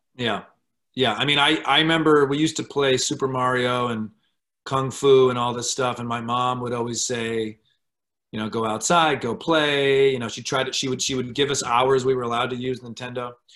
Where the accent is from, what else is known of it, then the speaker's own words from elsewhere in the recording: Michigan, United States; moved away; as an American, as as a privileged white kid growing up in Michigan